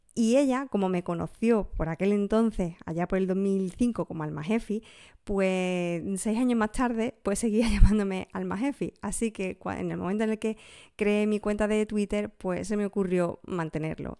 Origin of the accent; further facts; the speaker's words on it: a village in Huelva, Andalusia, Spain; En mi pueblo es muy común y también en otros pueblos más o menos de la zona, como Villarrasa también en Huelva